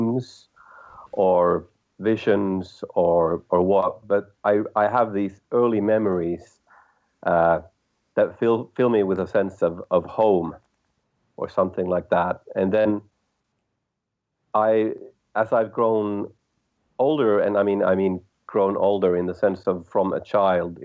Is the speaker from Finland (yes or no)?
yes; Helsinki, Uusimaa, Finland; My background is I'm from Helsinki, Finland